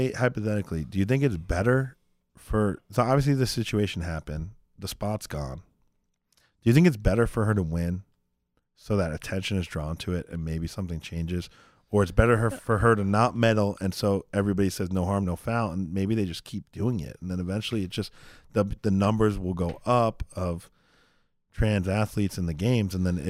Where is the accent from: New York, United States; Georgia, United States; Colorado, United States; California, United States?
New York, United States; I mean, I grew up in New York, and I know a lot of Jewish people.